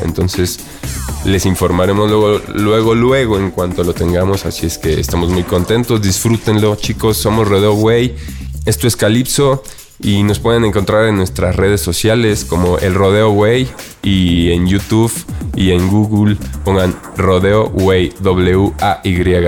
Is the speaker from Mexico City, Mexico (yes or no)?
yes; Mexico City, Mexico